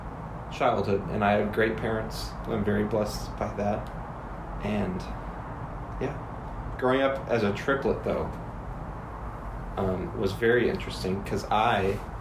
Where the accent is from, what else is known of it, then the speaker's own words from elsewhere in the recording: Indianapolis, Indiana, United States; Yes, Indianapolis.